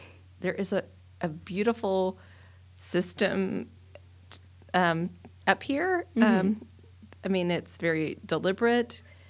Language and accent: English; Dallas, Texas, United States; So I grew up in Dallas, and at the time, there wasn't a lot of Catholic school options